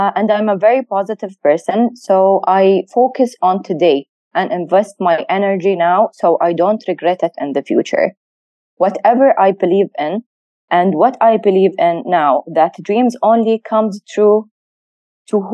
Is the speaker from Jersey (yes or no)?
no; United Arab Emirates; growing up in the UAE with our leaders' vision since I was a kid